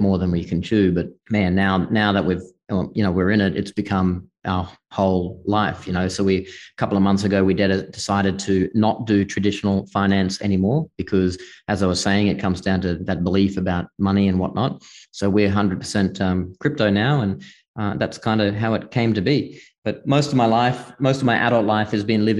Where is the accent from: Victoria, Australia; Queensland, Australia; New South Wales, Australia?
Queensland, Australia; far north; accent: Australian; moved away as an adult; also born or lived in Singapore / Hong Kong / Malta / United States; I grew up in the bush in Australia, far north Queensland, kind of off grid